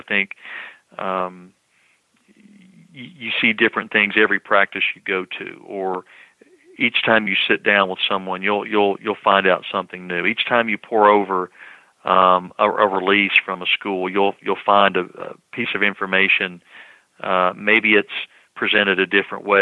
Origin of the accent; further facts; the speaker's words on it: Knoxville, Tennessee, United States; moved away; growing up in Knoxville in Tennessee, right next door to North Carolina